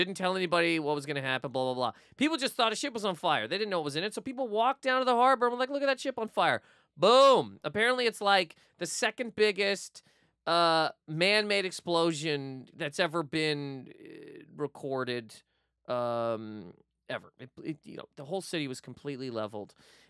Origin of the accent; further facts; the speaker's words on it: Halifax, Nova Scotia, Canada; I'm from Halifax, Nova Scotia.